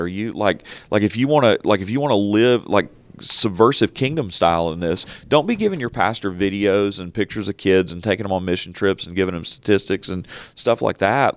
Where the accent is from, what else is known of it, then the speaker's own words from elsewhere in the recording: United States; we're conditioned, particularly as American Christians